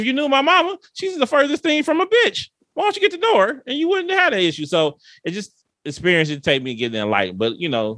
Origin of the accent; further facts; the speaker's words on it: Detroit, Michigan, United States; moved away as an adult; I'm from Detroit. Everything is black in Detroit. I went to all black